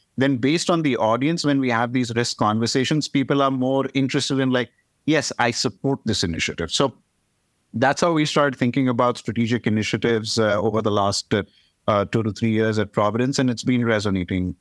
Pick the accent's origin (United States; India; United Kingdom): India; moved away; I am from India